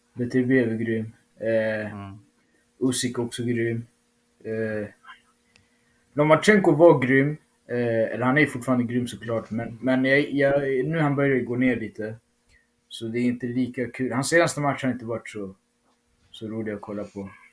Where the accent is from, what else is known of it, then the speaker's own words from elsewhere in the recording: Uppsala, Uppsala County, Sweden; i min hemstad